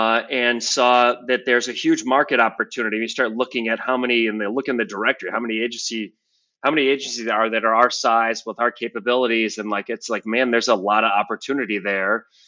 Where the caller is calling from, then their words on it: Grand Haven, Michigan, United States; So I'm dialing in from Grand Haven, Michigan, which is right on the coast of Lake Michigan.